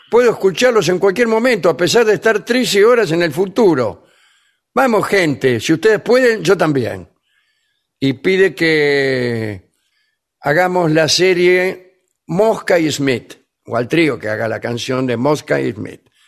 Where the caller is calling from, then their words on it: Lomas del Mirador, Buenos Aires Province, Argentina; Vengadores … de Lomas del Mirador.